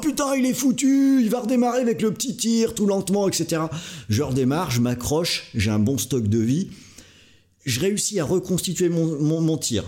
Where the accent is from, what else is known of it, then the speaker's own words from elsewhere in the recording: Brittany, France; à la base je suis breton